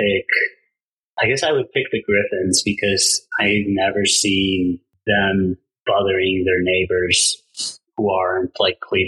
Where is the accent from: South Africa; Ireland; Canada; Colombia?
Colombia; moved away; also born or lived in El Salvador / United States; I was born in El Salvador, but I consider myself from Colombia because I grew up there and like half my family is from Colombia